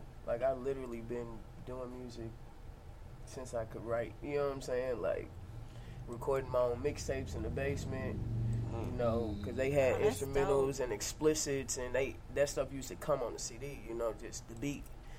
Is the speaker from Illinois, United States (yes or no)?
no; St. Louis, Missouri, United States; Born and raised in St. Louis.